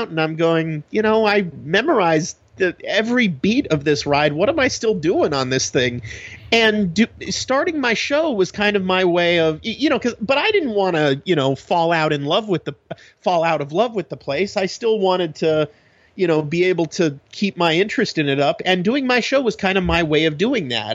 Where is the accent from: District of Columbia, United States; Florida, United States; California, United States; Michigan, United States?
California, United States; San Francisco; growing up in San Francisco